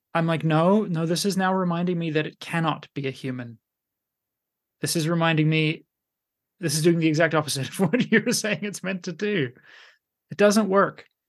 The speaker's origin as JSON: {"language": "English", "country": "Canada", "also_born_or_lived": "Finland", "moved": "yes", "said": "being Canadian"}